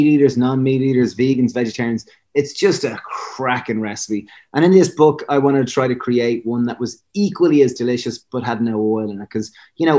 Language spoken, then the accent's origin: English; Ireland; I'm a divil being Irish